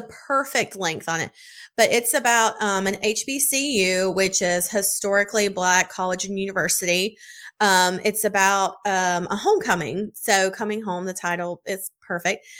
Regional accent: South Carolina, United States; I'm from South Carolina

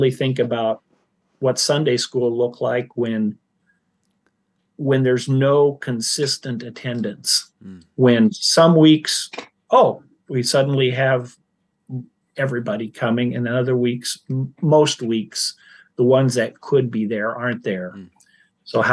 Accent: Iowa and Minnesota, Midwest, United States; moved away; I grew up in Iowa and Minnesota

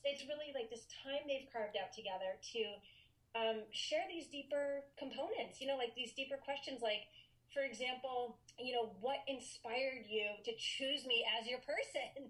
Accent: Maine, United States; I'm originally from Maine, and I grew up there.

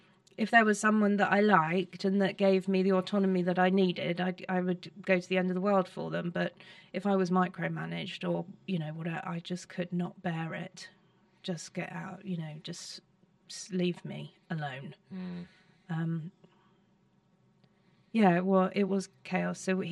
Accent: South East England, United Kingdom; In Surrey.

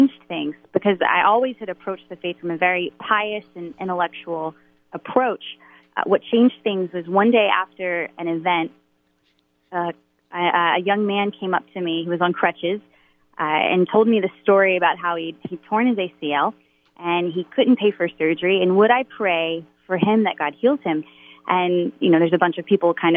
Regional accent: Baton Rouge, Louisiana, United States; I grew up in Baton Rouge, Louisiana.

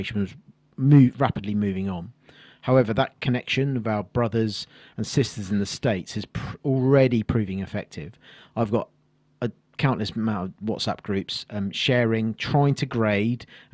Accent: Kent, South East England, United Kingdom; I grew up in Kent, inspired by the Second World War

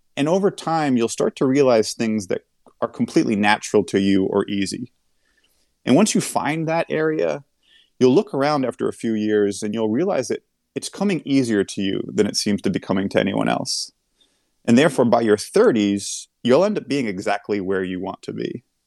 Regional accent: New York, United States; growing up in New York

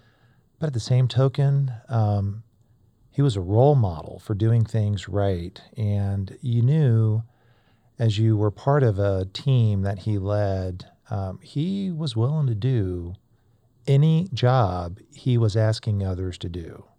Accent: Florida, United States; I grew up in North Florida.

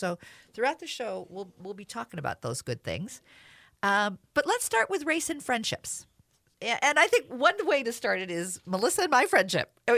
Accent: New Jersey, United States; born there; also born or lived in Washington, D.C. / Southern California; in New Jersey, very multicultural. I moved. We moved to D.C. Mom was involved with civil rights, very involved with multicultural group. Moved to Southern California.

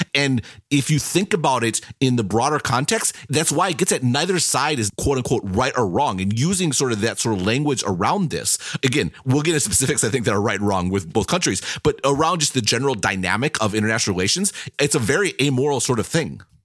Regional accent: United States; I am an American

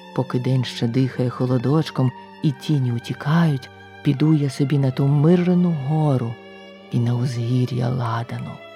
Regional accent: Kyiv, Ukraine; now in Baden, Switzerland; Я українка, киянка

